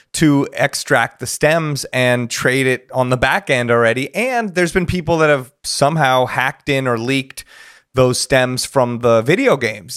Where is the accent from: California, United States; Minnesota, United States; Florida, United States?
California, United States; Los Angeles; I grew up here